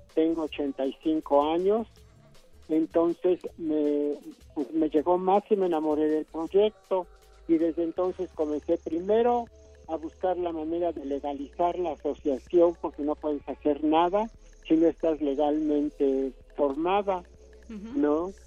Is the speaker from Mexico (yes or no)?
yes; Mexico; somos mexicanos